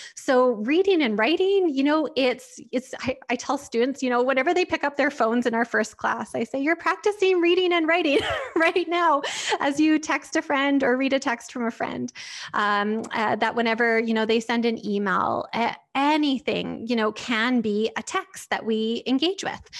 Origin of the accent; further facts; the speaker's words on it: Lethbridge, Alberta, Canada; moved away as an adult; also born or lived in Sackville, New Brunswick; now in Lethbridge, Canada; I'm actually from Lethbridge originally, um, so this is my hometown